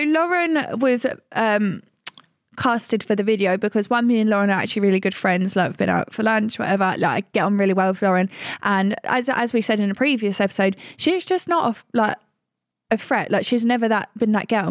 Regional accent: Essex, East of England, United Kingdom; we're from Essex

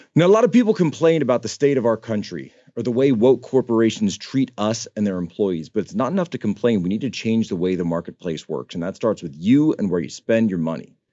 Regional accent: Philadelphia, Pennsylvania, United States; moved away; We went back up to the Philadelphia area, to my hometown.

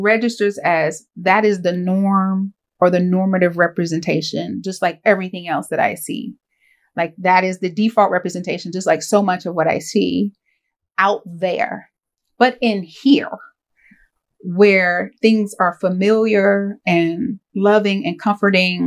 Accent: Winston-Salem, North Carolina, United States; now in Davidson, United States; I grew up in Winston-Salem

